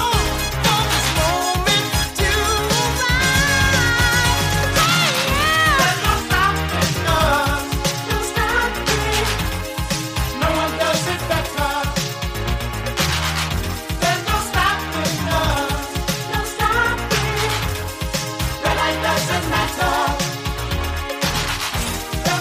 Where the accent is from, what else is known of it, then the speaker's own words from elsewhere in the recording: Philadelphia, Pennsylvania, United States; also born or lived in Los Angeles; my hometown of Philadelphia